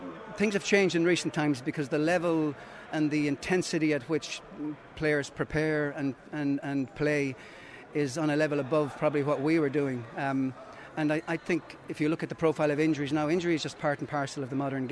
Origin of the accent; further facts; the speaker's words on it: Templederry, Munster, Ireland; also born or lived in Nenagh; I grew up in Temple Derry.